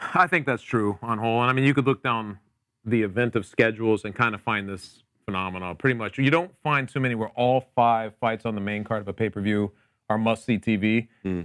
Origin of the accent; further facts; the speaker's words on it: Connecticut, United States; I'm also from Connecticut, but I am known as the mayor of the Nutmeg State.